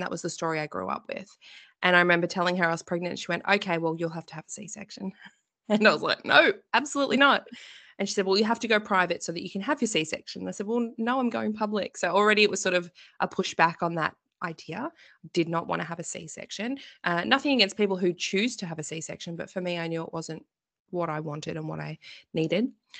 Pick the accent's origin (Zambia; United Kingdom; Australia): Australia; Victoria; But we are originally from Victoria as well. So a lot of our family is here. And we are due to move to Queensland in about 3 months' time. So we move a lot.